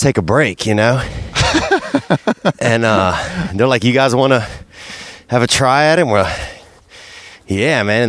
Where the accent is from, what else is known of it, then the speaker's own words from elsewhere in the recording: Louisiana, United States; moved away as an adult; now in Los Angeles, United States; I grew up down in Louisiana